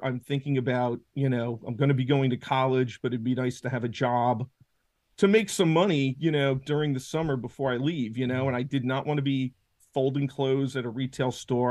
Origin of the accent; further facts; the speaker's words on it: Washingtonville, New York, United States; I grew up in Orange County. I've lived here my whole life, went to high school up here.